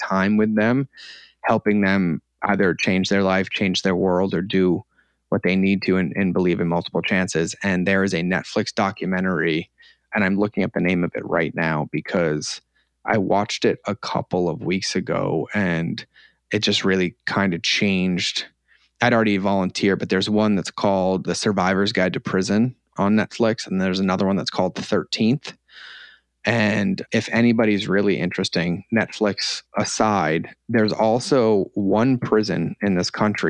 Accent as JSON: {"language": "English", "region": "Scotland", "country": "United Kingdom", "said": "I'm Scottish, but I felt at home and grounded"}